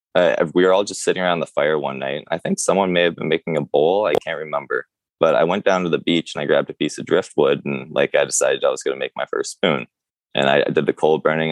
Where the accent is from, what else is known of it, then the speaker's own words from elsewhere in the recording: Curve Lake, Ontario, Canada; I grew up in Curve Lake all my life